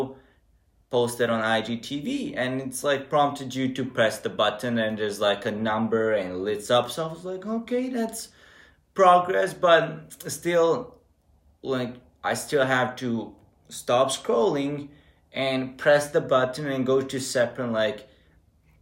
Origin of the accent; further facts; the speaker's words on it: Serbia; moved away as an adult; now in Novi Sad, Serbia; compared to my hometown, it feels like it's a whole different country with different mentality.